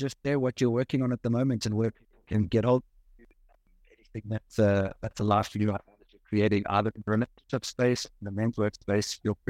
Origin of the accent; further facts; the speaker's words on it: Johannesburg, Gauteng, South Africa; Johannesburg, South Africa.